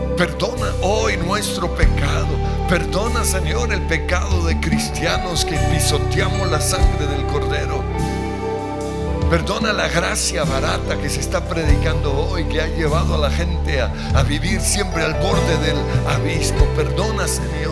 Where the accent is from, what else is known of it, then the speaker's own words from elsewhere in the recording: Colombia; como colombianos